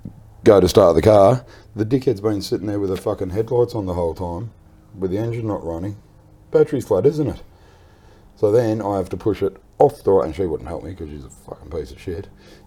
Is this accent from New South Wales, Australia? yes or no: yes; Wollongong, New South Wales, Australia; moved away; also born or lived in Griffith; Well, I'm actually from Wollongong.